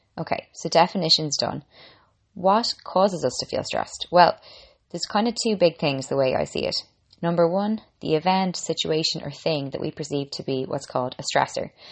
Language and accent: English; Ireland; I'm an Irish girl